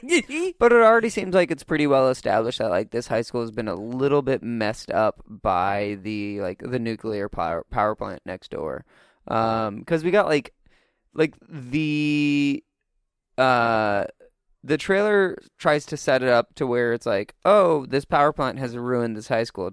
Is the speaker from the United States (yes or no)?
yes; Missouri, United States; I'm from Missouri